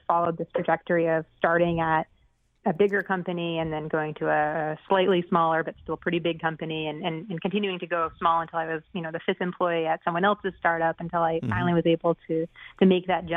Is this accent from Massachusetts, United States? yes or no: yes; Boston, Massachusetts, United States; I'm from the Boston area originally